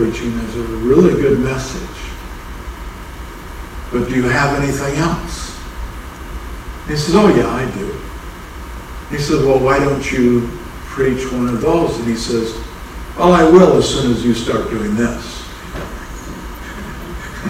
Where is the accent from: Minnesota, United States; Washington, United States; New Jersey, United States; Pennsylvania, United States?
Minnesota, United States; I'm from Minnesota, but even in Minnesota, has means past tense